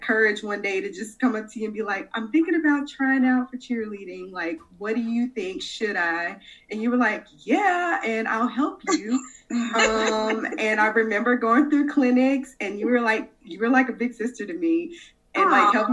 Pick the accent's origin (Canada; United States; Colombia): United States; Chicago, Illinois; I was born and raised in Chicago